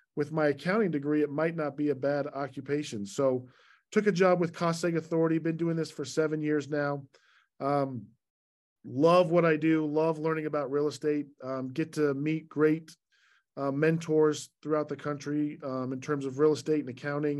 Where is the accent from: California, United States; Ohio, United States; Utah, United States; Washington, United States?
Utah, United States; Salt Lake City; moved away as an adult; also born or lived in Virginia / Long Island, New York; I was born and raised in Salt Lake